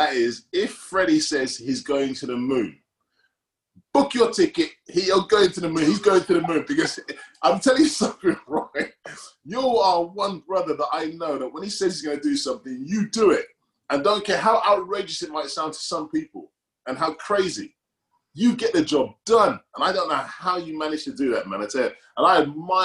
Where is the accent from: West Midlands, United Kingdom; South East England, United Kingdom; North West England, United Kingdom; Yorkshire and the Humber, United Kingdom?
South East England, United Kingdom; Reading; I'm from Reading